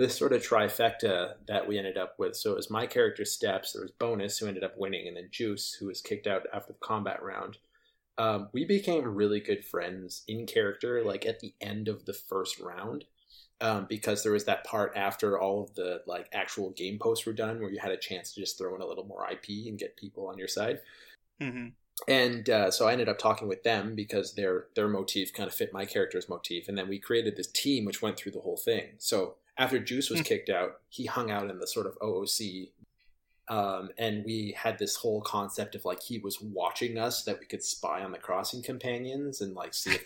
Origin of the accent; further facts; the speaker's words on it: Canada; I'm Canadian